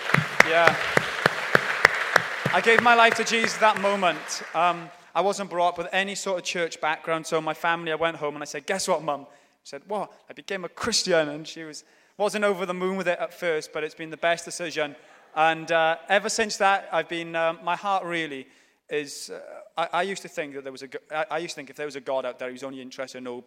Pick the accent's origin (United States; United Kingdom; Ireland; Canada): United Kingdom; Swansea, Wales; I grew up in Swansea, which is in South Wales